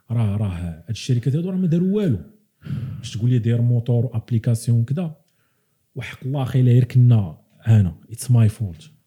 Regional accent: Morocco; moved away; حنا عندنا في المغرب

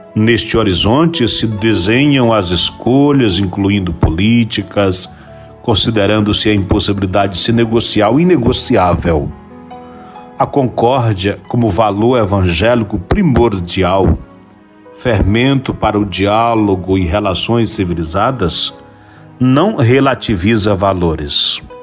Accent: Brazil; somos brasileiros, somos irmãos

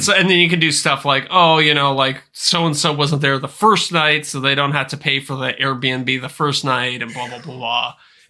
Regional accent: Canada; yeah, as a Canadian, I'm used to just getting screwed over on every financial transaction.

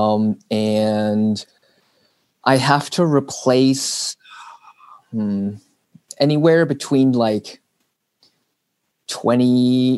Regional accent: Burlington, Ontario, Canada; I was born and raised here in Burlington

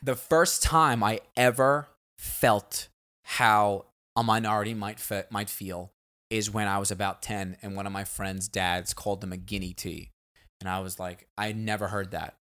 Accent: United States; we all growing, growing up in America

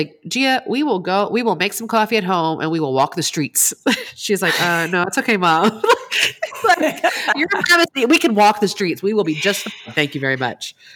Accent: East Coast, United States; I grew up in the East Coast

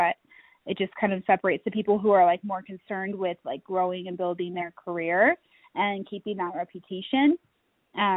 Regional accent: Utah, United States; now in Colorado Springs, United States; I grew up in Utah

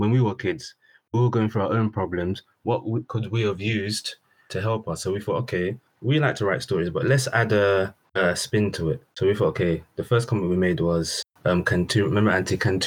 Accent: London, United Kingdom; where we grew up in South London

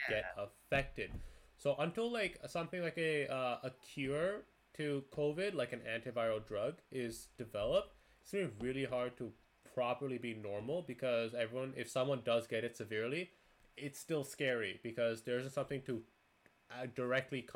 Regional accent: Canada; now in United States; I'm Canadian

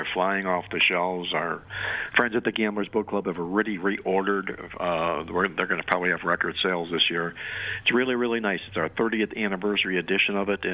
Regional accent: Cleveland, Ohio, United States; I'm from Cleveland, Ohio

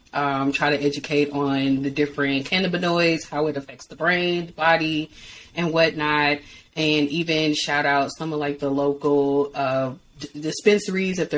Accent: St. Louis, Missouri, United States; I'm from St. Louis

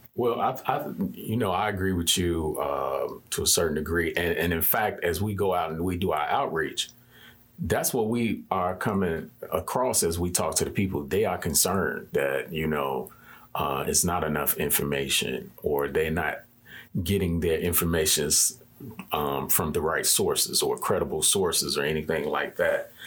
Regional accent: Chicago, Illinois, United States; I'm from the Austin community.

